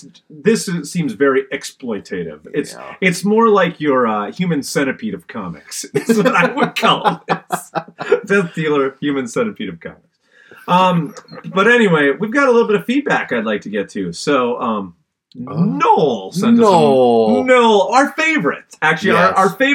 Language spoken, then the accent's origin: English; Canada; Maybe it's because I'm Canadian, but anyone out there know which one I'm talking about?